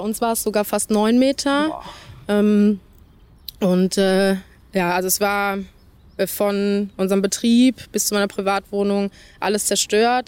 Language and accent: German; Dernau, Rhineland-Palatinate, Germany; das ist meine Heimat, hier will ich nicht weg